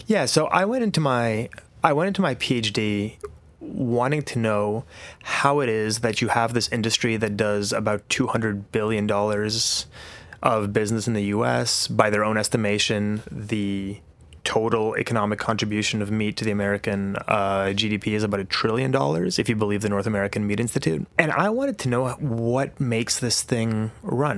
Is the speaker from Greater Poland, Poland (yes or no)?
no; Warsaw, Masovian Voivodeship, Poland; moved away; also born or lived in New Zealand; I grew up between Warsaw, which is the capital city, and a small farm that my grandparents had outside Warsaw.